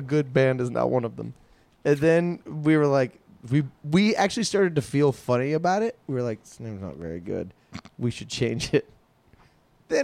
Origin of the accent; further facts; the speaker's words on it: Virginia Beach, Virginia, United States; now in Los Angeles, United States; growing up in Virginia.